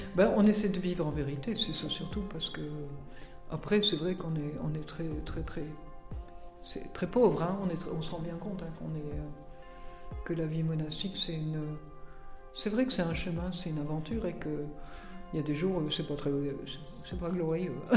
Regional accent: the North, north of France, France; moved away as an adult; now in Tarascon, France; Je viens du Nord, j'ai vécu dans le Nord jusqu'à 30 ans

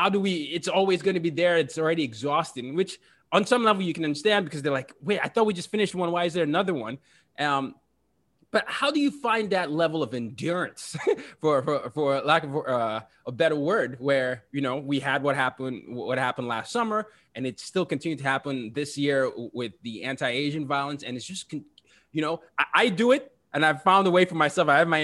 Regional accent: Nigeria; now in United States; I'm from Nigeria, and we're getting ready for some elections

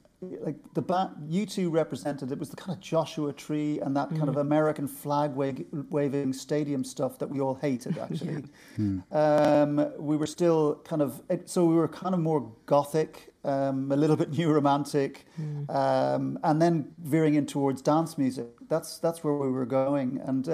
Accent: Birmingham, West Midlands, United Kingdom; born there; Well, as you probably know, I was born in Birmingham, and this is Birmingham. What I'm going to describe is Birmingham in the late '60s. My parents were immigrants from the west of Ireland

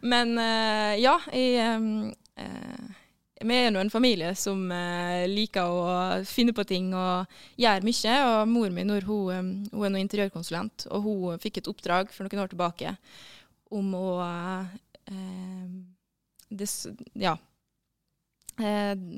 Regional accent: Møre og Romsdal, Norway; also born or lived in Oslo; jeg er romsdaling

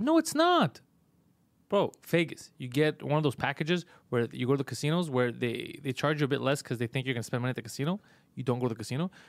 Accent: Montreal, Quebec, Canada; it's a neighborhood we're from

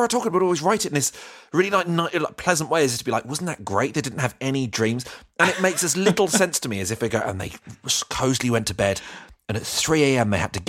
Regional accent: Croydon, London, United Kingdom; I was brought up in Croydon as well

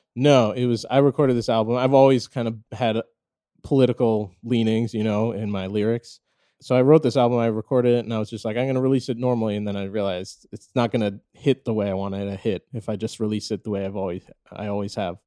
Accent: St. Louis, Missouri, United States; I was born and raised in Saint Louis, Missouri

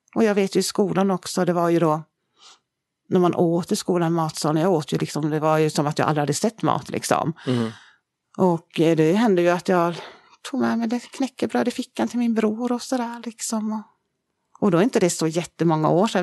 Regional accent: Södertälje, Stockholm County, Sweden; vi är ju uppvuxna i Södertälje från början, kommer vi ifrån.

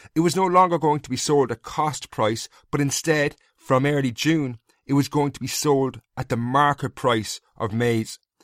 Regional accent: Castlecomer, Leinster, Ireland; my hometown of Castlecombe in County Kilkenny

